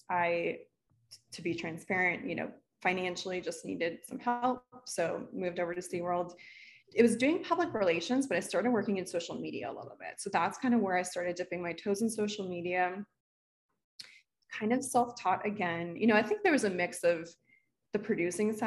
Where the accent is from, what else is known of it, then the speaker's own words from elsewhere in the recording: Miami, Florida, United States; also born or lived in Orlando; I'm from South Florida